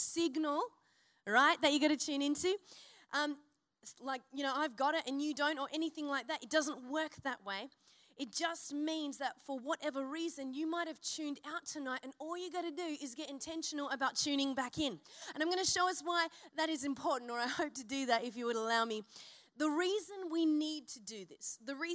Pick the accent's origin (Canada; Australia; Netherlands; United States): Australia; Byron Bay, New South Wales; I'm from Byron and there's many a flag waver in my, you know, my region